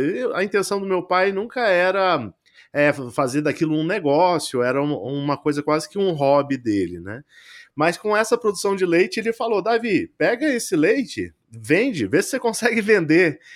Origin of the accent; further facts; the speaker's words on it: Franca, São Paulo, Brazil; moved away; also born or lived in Brasília / Boston; Eu nasci em Brasília e cresci no interior de São Paulo, que a família do meu pai era de lá, em Franca, mais especificamente